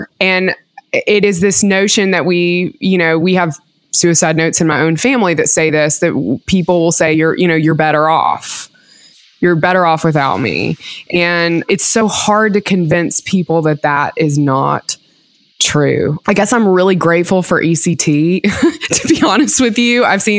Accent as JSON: {"language": "English", "region": "the Bible Belt", "country": "United States", "tie": "born or raised there", "said": "growing up in the Bible Belt"}